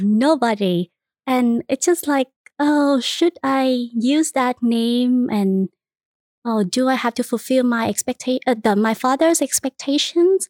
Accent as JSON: {"language": "English", "country": "Vietnam", "tie": "born or raised there", "second_language": "English", "moved": "as an adult", "lives_now": "Houston, United States", "said": "I was born and raised in Vietnam"}